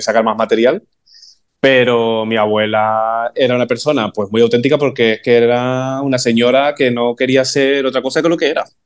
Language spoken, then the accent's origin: Spanish; Arafo, Canary Islands, Spain; moved away as an adult; also born or lived in Santa Cruz de Tenerife; yo me fui de Arafo eh, con 19 años